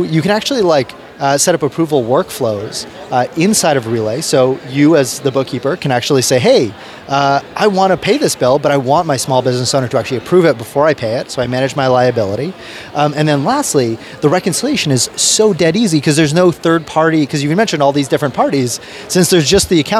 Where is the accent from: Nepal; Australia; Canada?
Canada; also born or lived in United Kingdom; I was originally born in the UK, and I moved to Canada when I was like 4 years old